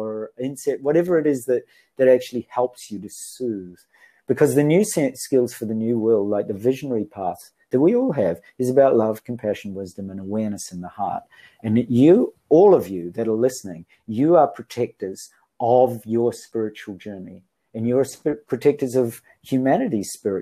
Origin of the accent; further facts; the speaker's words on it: New Zealand; now in Japan; I come from New Zealand, although I'm living in Japan.